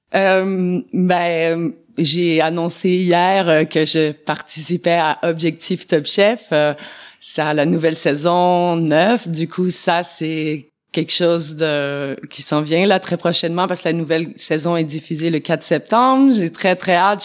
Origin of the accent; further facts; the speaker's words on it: Quebec, Canada; moved away as an adult; now in France; chez nous au Québec